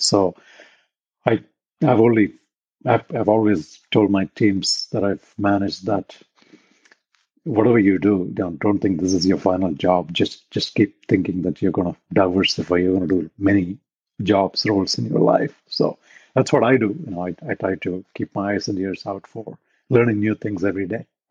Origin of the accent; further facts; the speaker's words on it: India; moved away as an adult; now in Silicon Valley, United States; I grew up in India. I did my undergrad, all that in India.